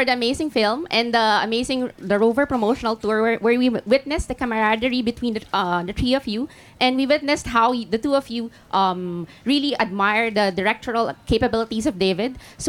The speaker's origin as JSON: {"language": "English", "country": "Philippines", "said": "I'm from the Philippines."}